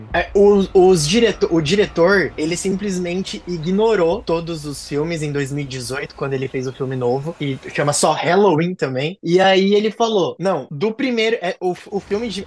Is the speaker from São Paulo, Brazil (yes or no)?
yes; Presidente Prudente, São Paulo, Brazil; lá na minha cidade, por exemplo, em Prudente